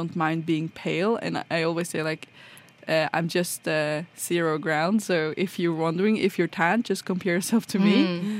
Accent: Trondheim, Trøndelag, Norway; Well, I'm from Trondheim, so it's kind of just a little smaller than Oslo, but it's still kind of a city in that regard.

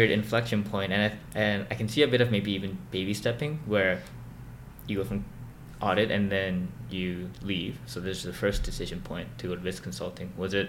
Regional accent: South Korea; also born or lived in Hong Kong; when I grew up in South Korea, and I moved over to Hong Kong, so I lived in those two countries for a bit.

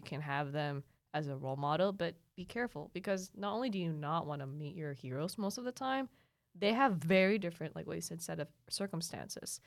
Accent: Mindanao, Philippines; moved away; also born or lived in Lanang / Mintal; I grew up in Mindanao

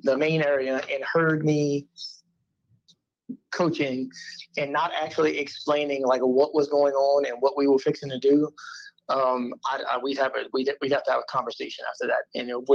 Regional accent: the South, United States; I'm definitely from the South

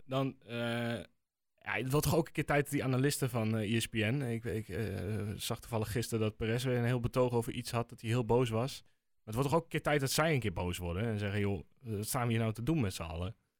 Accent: Netherlands; ik ben een echte Nederlander

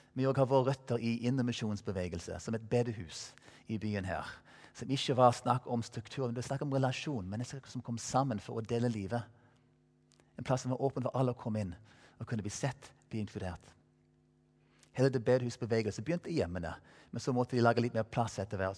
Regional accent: Colorado, United States; Norwegian is a second language; moved away as an adult; now in Stavanger, Norway; være der borte i Colorado, der jeg vokste opp

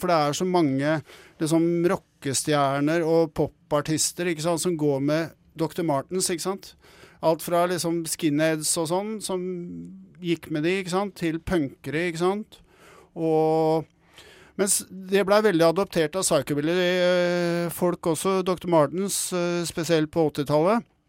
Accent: Oslo, Norway; jeg er fra Bjølsen sjøl.

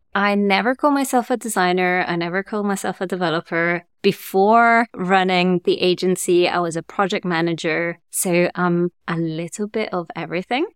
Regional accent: Germany; also born or lived in Italy / France; now in London, United Kingdom; I grew up in Germany, and then my parents moved to France, and I moved to London

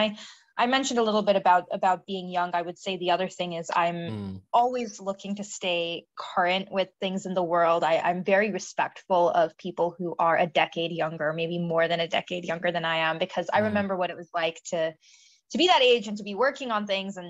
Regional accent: Silicon Valley, California, United States; I grew up in the Silicon Valley

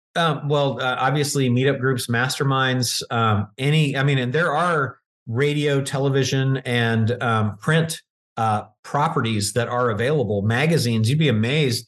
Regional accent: Virginia, United States; I grew up in Virginia

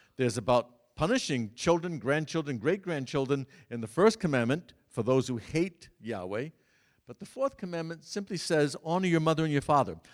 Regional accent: Massachusetts, United States; the church in which I grew up in Massachusetts, Saint Cecilia's the largest church in the Worcester Diocese

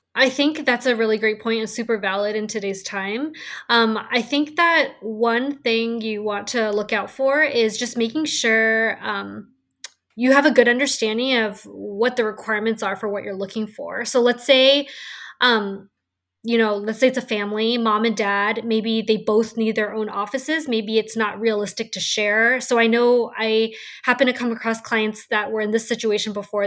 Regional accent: San Francisco, California, United States; growing up in San Francisco, I've been able to see the real estate market skyrocket. And it's just been so fascinating to watch it. And just being someone who was born and raised in the city

